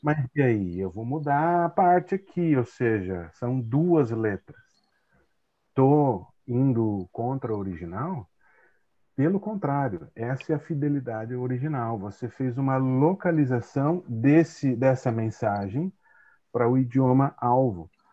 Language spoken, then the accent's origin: Portuguese; Tatuí, São Paulo, Brazil; moved away as an adult; also born or lived in Santo André / Maringá; now in Itajaí, Brazil; nasci em Santo André, cresci no interior é, de São Paulo, numa cidade chamada Tatuí